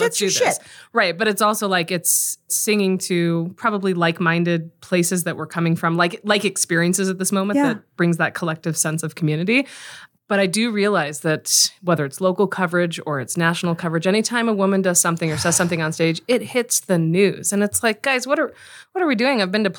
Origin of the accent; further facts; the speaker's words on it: Texas, United States; We're from Texas.